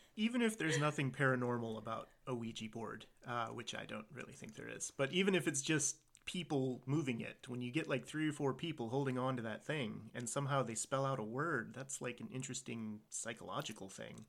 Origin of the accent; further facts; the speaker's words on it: Virginia, United States; I was born and raised here in Virginia.